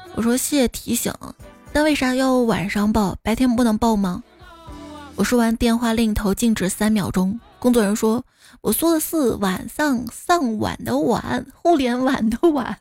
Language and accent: Chinese; Xi'an, Shaanxi, China; 我是西安人，我没有上过钟楼